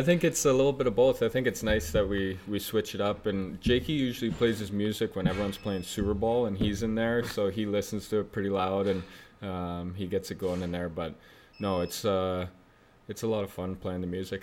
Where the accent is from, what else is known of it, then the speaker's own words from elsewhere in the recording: Oakville, Ontario, Canada; moved away as an adult; I grew up in Oakville